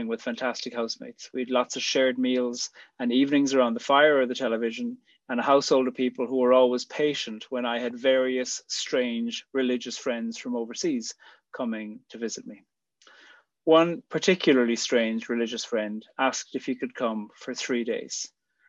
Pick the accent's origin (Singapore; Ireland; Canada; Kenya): Ireland; moved away as an adult; also born or lived in Switzerland / Australia; I'd be back in Ireland. When I'd left 5 years earlier, I always imagined I'd never live in Ireland again. I did love coming home for visits